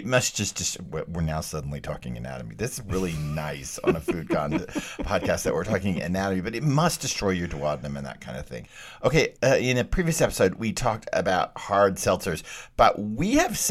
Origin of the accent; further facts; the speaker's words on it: Texas, United States; moved away; I grew up in Texas. I grew up eating bullfrog legs